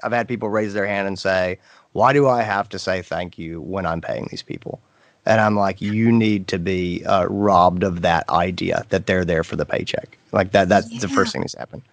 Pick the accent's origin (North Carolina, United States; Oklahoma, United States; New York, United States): North Carolina, United States; I grew up in North Carolina.